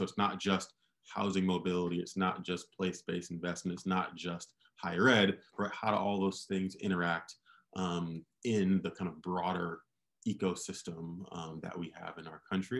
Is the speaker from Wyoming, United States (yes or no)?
no; Michigan, United States; So I'm from Michigan. I worked in the mayor's office in Detroit before starting Opportunity Insights